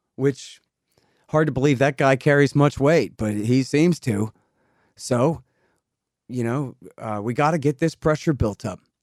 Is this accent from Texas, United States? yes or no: yes; Texas, United States; I'm a Texan.